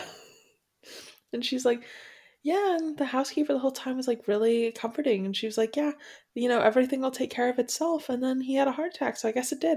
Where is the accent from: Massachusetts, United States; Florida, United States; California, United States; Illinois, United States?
Florida, United States; I've done most of my growing up in Florida